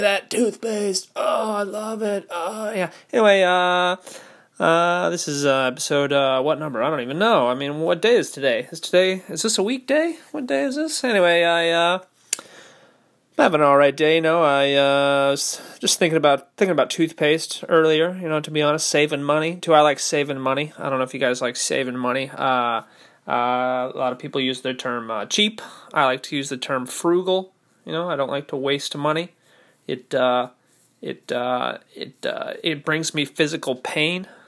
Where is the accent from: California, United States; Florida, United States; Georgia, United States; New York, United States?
California, United States; Orange County; moved away; I didn't grow up poor, you know, I'm from Orange County